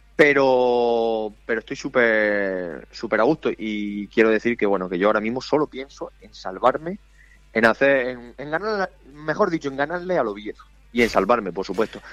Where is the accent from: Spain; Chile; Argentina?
Spain; moved away; estoy por el pueblo para verano o para los días libres, que a mí mi pueblo me pilla una hora y media de Cartagena